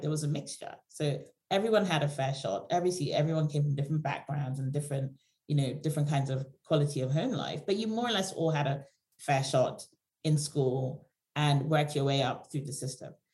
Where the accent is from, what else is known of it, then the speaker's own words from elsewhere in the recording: Nigeria; now in United Kingdom; I come from Nigeria originally